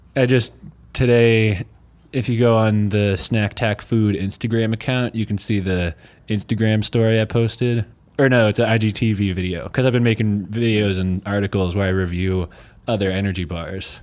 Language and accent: English; Chesapeake Bay area, Maryland, United States; now in Eugene, United States; I'm from the Chesapeake Bay area